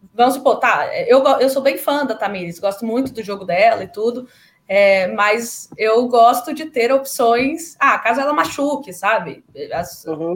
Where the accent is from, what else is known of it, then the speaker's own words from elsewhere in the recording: Brasília, Federal District, Brazil; eu sou de Brasília